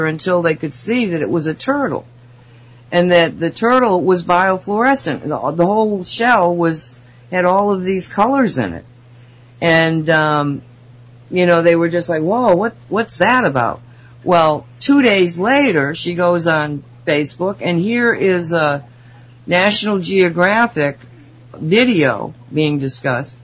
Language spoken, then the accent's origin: English; Binghamton, New York, United States; now in Massachusetts, United States; where I was born in Binghamton